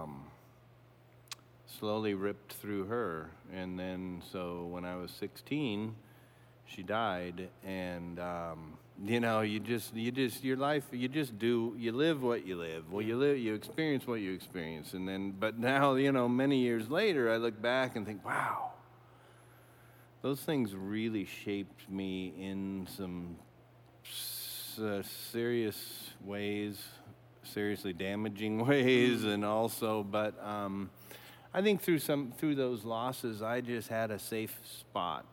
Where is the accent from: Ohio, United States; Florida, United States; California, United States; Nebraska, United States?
Nebraska, United States; Omaha; I grew up in Omaha, and just went to Catholic school for 12 years all through